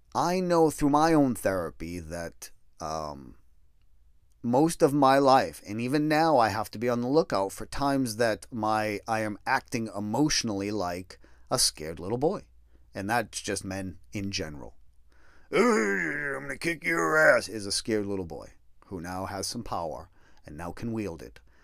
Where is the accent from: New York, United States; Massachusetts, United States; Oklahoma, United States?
Massachusetts, United States; moved away; also born or lived in Colorado; I grew up in Massachusetts